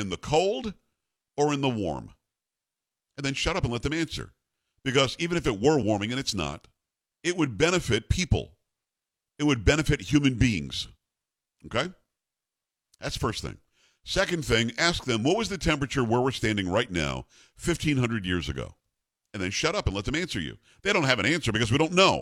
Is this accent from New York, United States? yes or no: yes; Metro New York, United States; moved away; also born or lived in Albany / Rochester; I'm from Metro New York.